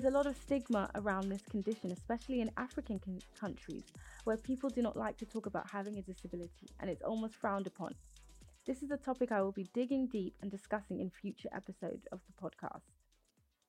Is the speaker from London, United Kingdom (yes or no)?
yes; London, United Kingdom; Born and raised in London, UK, to Nigerian parents